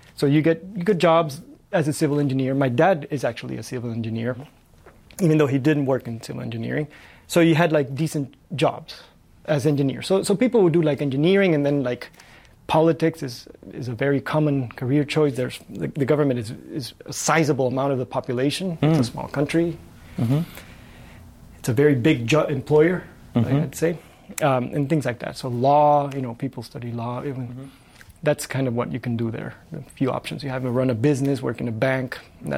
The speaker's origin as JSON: {"language": "English", "town": "Tegucigalpa", "region": "Francisco Morazán", "country": "Honduras", "tie": "born or raised there", "also_born_or_lived": "Mexico City / Los Angeles", "moved": "as an adult", "lives_now": "San Diego, United States", "said": "I was born and raised in Tegucigalpa, Honduras, the capital of Honduras"}